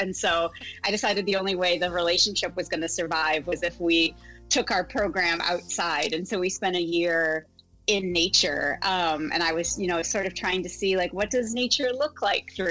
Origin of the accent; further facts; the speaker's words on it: Midwest, United States; also born or lived in Iowa / Illinois / St. Louis, Missouri; I grew up in the Midwest. We moved around a little bit, but mostly around Iowa and Illinois